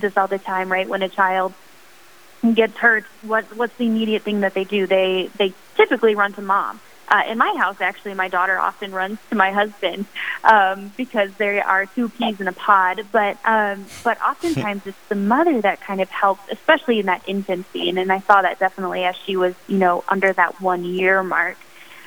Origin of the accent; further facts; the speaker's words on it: Sioux Falls, South Dakota, United States; I am from Sioux Falls, South Dakota, where I now reside with my husband